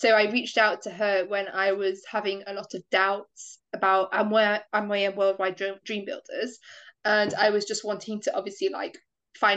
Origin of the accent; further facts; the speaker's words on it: United Kingdom; I'm from the United Kingdom.